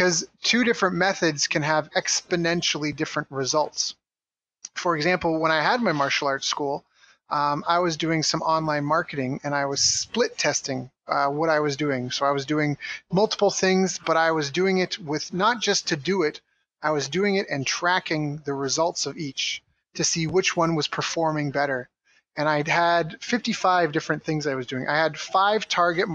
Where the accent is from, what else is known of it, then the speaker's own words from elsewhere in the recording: Canada; moved away as an adult; also born or lived in Tokyo, Japan / San Diego, United States; I was in my hometown, and I really wanted to leave. I'd already lived in Tokyo, and I lived in other cities around Canada